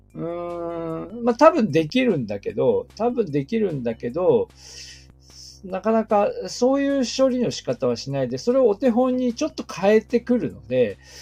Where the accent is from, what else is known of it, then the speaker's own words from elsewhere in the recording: Aomori, Japan; also born or lived in Hokkaido; now in Niigata, Japan; 私の出身地の青森